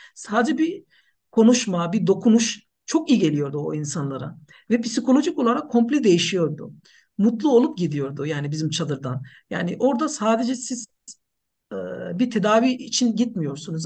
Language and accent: Turkish; Nepal; Turkish is a second language; moved away as an adult; also born or lived in Turkey; now in Ankara, Turkey; Aslen Nepalliyim ee, ama yaklaşık 10 yıldır ee, Türkiye'de yaşıyorum